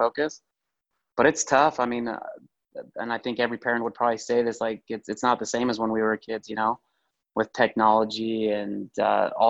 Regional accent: Utah, United States; I'm from Utah.

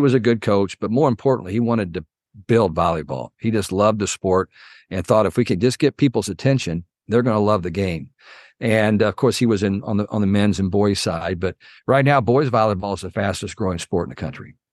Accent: Muncie, Indiana, United States; I grew up in Muncie, Indiana

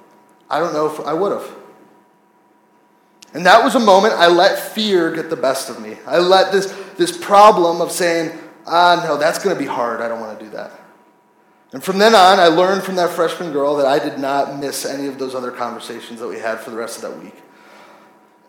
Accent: United States; I'm from America.

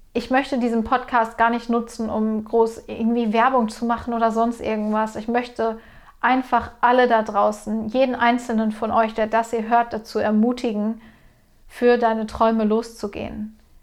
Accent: Ruhr area, near the Sauerland border, North Rhine-Westphalia, Germany; ich komme aus Deutschland, aus dem Ruhrgebiet, Grenze Sauerland

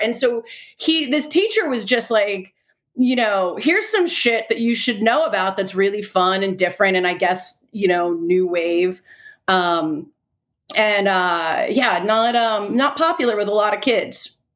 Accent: Delaware, United States; i'm from delaware

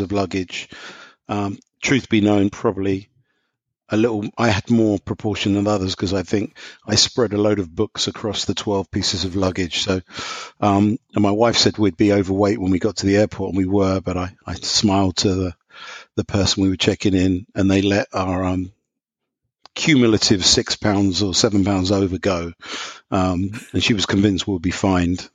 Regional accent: London, United Kingdom; moved away as an adult; now in Indiana, United States; I don't have an American accent, so just to qualify. So I'm from London, England.

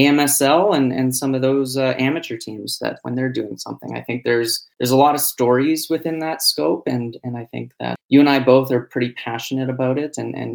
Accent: Calgary, Alberta, Canada; growing up in Calgary.

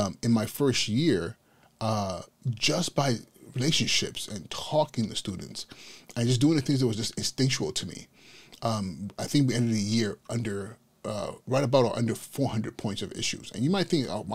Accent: Inglewood, California, United States; moved away as an adult; now in New York City, United States; going up in Inglewood, California, which was primarily at that point in time a Blood Hood

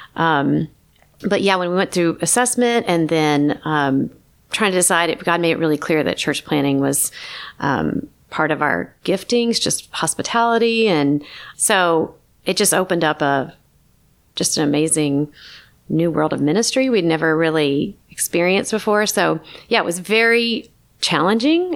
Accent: Chattanooga, Tennessee, United States; now in Los Angeles, United States; I grew up in Chattanooga

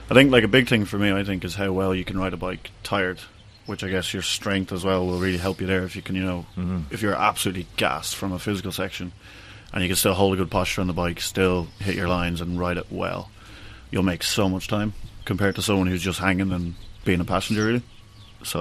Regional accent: Ireland; I'm Irish

